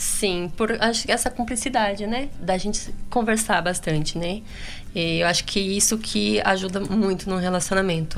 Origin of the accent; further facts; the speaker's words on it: Paraná, Brazil; Eu sou lá do Paraná